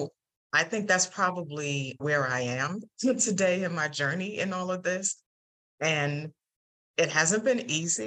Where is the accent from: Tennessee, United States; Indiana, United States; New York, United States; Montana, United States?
New York, United States; New York City; also born or lived in Atlanta, Georgia; I grew up in the Bronx in New York City